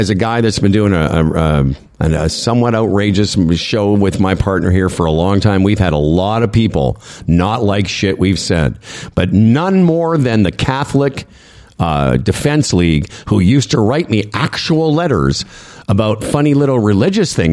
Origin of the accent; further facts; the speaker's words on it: Moose Jaw, Saskatchewan, Canada; also born or lived in Calgary, Canada; now in Toronto, Canada; I'm from Western Canada. You know, I'm from Moose Jaw originally, but I lived in Calgary.